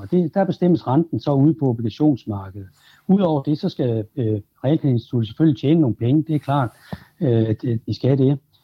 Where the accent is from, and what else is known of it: Denmark